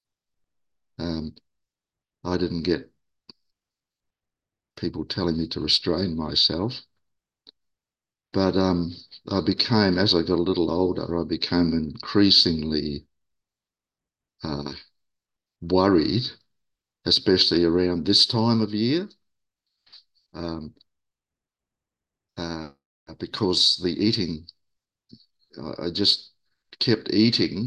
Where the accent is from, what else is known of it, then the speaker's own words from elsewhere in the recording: Auckland, New Zealand; moved away as an adult; also born or lived in Sydney, Australia; now in Australia; I moved from my where I was born in Auckland, New Zealand, to Australia in 1980, Sydney.